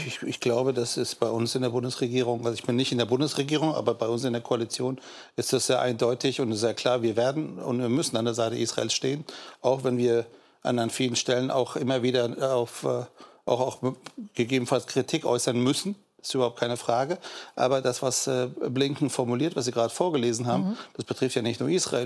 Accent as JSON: {"language": "German", "country": "Germany", "said": "Wir als Deutsche"}